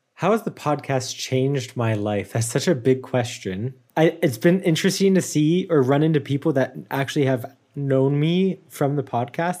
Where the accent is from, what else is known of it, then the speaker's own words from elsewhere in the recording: United States; moved away; I, I'm very American still.